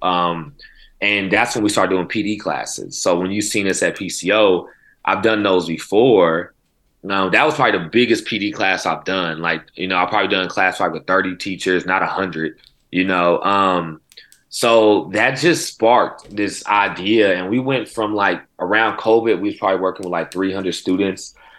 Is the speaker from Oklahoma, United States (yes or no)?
yes; Oklahoma City, Oklahoma, United States; also born or lived in California / Mississippi; I'm born and raised in Oklahoma City.